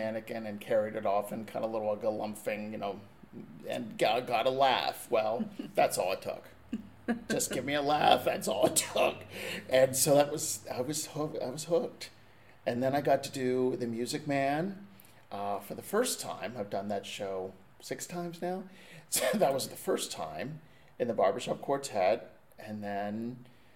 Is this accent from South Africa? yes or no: no; Orbisonia, Pennsylvania, United States; I'm from a tiny little town called Orbazonia, Pennsylvania, which is in the heart of the mountains, not too far from State College